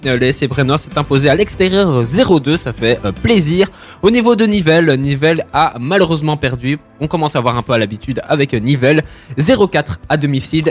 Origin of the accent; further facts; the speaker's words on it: Brussels, Brussels-Capital Region, Belgium; je viens de Bruxelles à la base